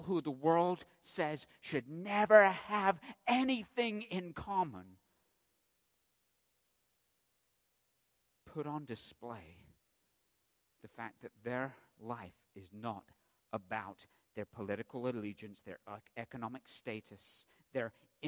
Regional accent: England, United Kingdom; I'm from England

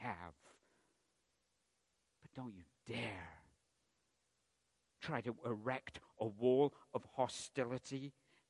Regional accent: England, United Kingdom; I'm from England

